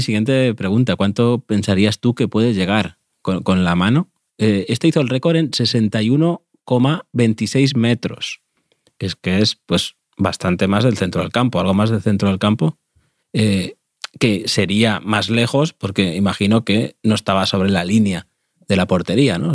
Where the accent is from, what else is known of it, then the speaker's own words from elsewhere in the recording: Spain; cuando me quedaba solo en mi pueblo, eh, en el campito